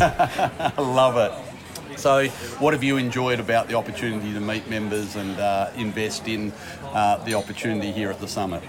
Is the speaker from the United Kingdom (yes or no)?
no; Harvey, Western Australia, Australia; moved away; I grew up in a little country town in Western Australia called Harvey